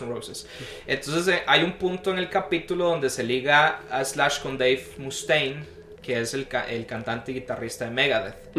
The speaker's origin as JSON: {"language": "Spanish", "region": "Guanacaste", "country": "Costa Rica", "tie": "born or raised there", "also_born_or_lived": "San José", "said": "decidimos movernos de la ciudad de nuevo a donde yo nací, que es Guanacaste"}